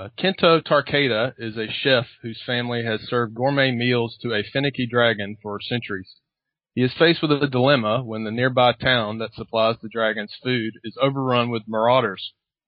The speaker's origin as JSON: {"language": "English", "country": "United States", "accent": "American", "said": "It's actually interesting because for many of my students, they only hear my accent as just being an American accent."}